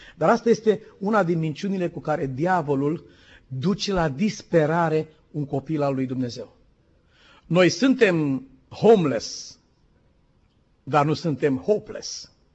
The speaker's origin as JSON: {"language": "Romanian", "country": "Romania", "said": "suntem români"}